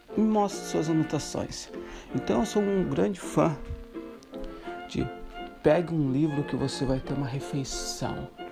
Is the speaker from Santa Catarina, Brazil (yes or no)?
yes; Santa Catarina, Brazil; moved away as an adult; also born or lived in Morocco / Ireland / Chile / Greece; now in Netherlands; sou brasileiro de Santa Catarina, nasci em Santa Catarina, no sul do Brasil